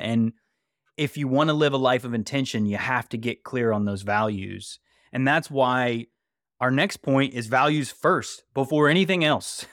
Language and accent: English; West Virginia, United States; I grew up in West Virginia